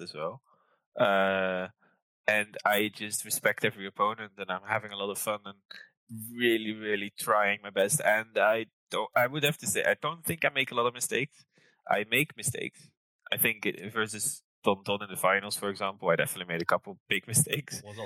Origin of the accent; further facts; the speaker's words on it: near Rotterdam, South Holland, Netherlands; also born or lived in Lancaster, United Kingdom; now in Amsterdam, Netherlands; I grew up near Rotterdam